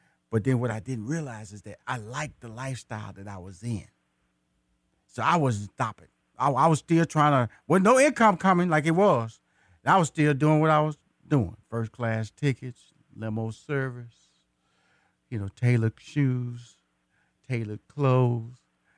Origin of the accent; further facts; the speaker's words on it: Houston, Texas, United States; And I am a native Houston. I was born in Houston. I went to high school in Houston. I went to college in Houston.